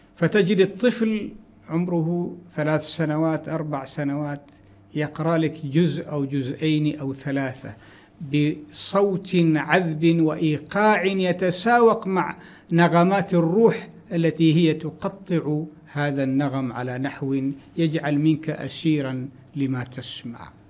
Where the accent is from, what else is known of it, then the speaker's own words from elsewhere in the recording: Wadi Mahram, Samail, Ad Dakhiliyah, Oman; moved away; also born or lived in Pemba, Tanzania; فقريتنا اسمها قرية السيح في وادي محر